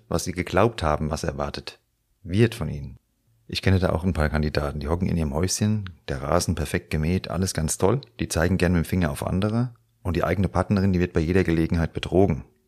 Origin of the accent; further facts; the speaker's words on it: Frankfurt, Hesse, Germany; hier bei uns in Frankfurt